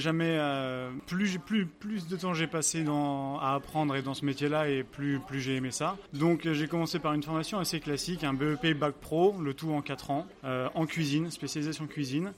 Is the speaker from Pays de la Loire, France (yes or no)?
yes; Angers, Pays de la Loire, France; moved away as an adult; now in Oslo, Norway; je suis euh, français, je suis né à Angers, à Angers dans les, euh, les pays de la Loire.